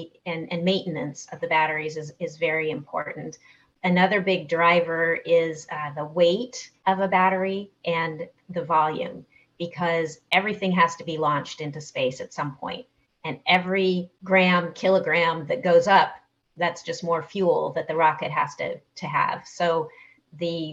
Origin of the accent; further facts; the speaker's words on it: Southern California, United States; I grew up in Southern California